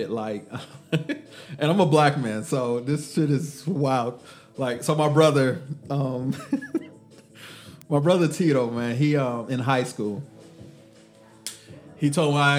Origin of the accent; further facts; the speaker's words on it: Texas, United States; I'm from Texas